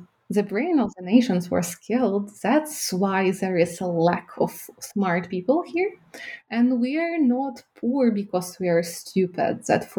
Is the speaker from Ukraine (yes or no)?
yes; Ukraine; born there; first language Ukrainian; English is a second language; also born or lived in Kyiv; When I was a kid, I came to Kyiv in my fifth grade, and I was speaking Ukrainian because I was born in Ukraine.